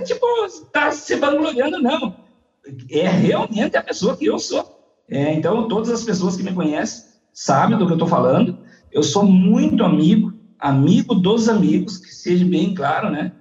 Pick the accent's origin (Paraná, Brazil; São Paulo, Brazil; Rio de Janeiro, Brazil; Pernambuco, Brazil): Paraná, Brazil; Pato Branco; also born or lived in Salgado Filho, Paraná; now in Coronel Vivida, Brazil; me mudei muito cedo pra Pato Branco